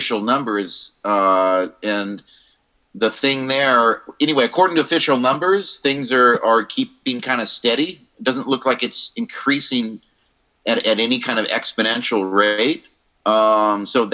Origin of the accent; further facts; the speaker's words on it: Bay Area, California, United States; moved away as an adult; now in Tokyo, Japan; I'm in Tokyo, Japan, and it's kind of a trip because I'm from the Bay Area, but I've lived here for a few years